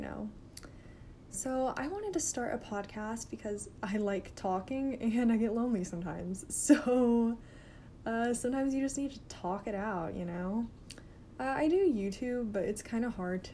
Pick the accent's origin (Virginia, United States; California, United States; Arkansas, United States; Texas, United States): Arkansas, United States; I'm a nursing student and I'm from Arkansas